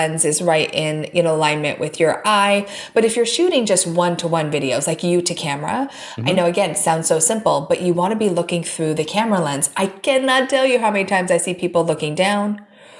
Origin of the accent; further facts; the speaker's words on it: Oregon, United States; I grew up in Oregon